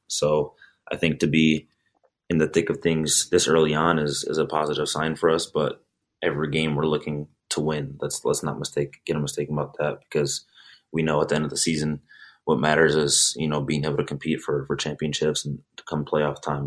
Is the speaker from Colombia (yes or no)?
no; Chicago, Illinois, United States; moved away as an adult; also born or lived in Sweden; now in Metro Detroit, United States; I'm from the Chicago area, so it's not too far away